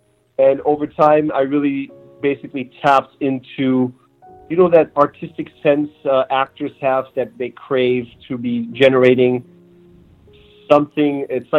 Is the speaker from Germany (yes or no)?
yes; Germany; also born or lived in Turkey / New Mexico; now in Los Angeles, United States; So really, I grew up more in Germany and got to go through the German school system and spend family time and vacation time in Turkey